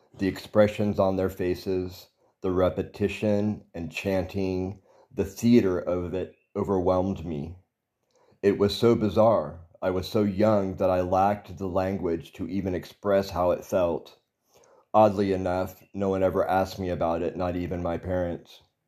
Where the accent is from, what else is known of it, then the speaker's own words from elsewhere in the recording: Texas, United States; I was born in Texas and raised Southern Baptist